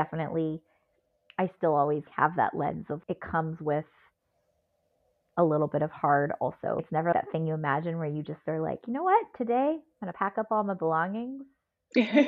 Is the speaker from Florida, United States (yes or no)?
no; Southern California, United States; When we moved from Southern California to Northern California, I was basically almost in middle school